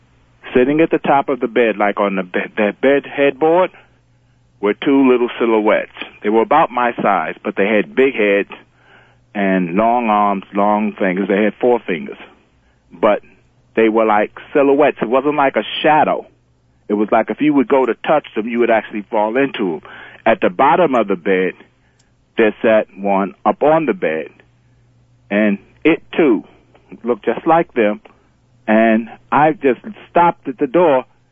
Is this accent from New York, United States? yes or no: yes; The Bronx, New York, United States; I'm originally from the Bronx.